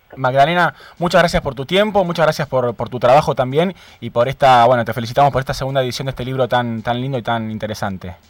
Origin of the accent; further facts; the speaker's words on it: Argentina; en nuestro país